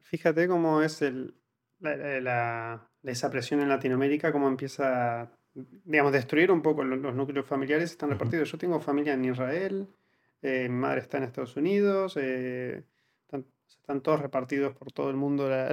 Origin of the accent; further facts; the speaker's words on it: Argentina; moved away as an adult; now in Spain; cuando salí de Argentina